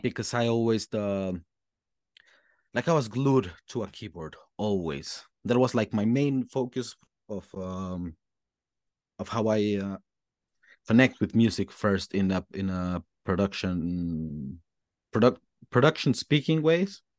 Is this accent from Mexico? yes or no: yes; Mexico; English is a second language; moved away as an adult; also born or lived in Melbourne, Australia / Germany; now in Berlin, Germany; I was fortunate enough in my school in Mexico to start learning English since a very, very young age